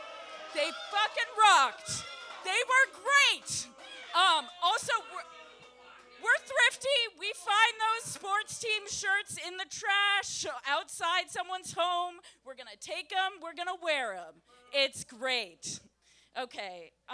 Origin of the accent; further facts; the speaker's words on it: Massachusetts, United States; We're all from Massachusetts. Yeah, I love to rep my Boston sports teams.